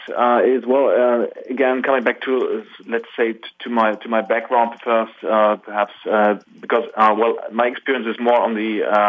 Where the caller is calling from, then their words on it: Germany; Well, I'm calling from Germany.